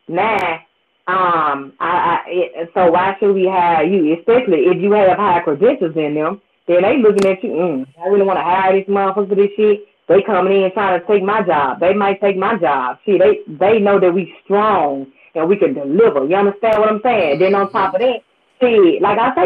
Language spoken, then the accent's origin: English; Memphis, Tennessee, United States; moved away; also born or lived in Baton Rouge, Louisiana; I'm from Memphis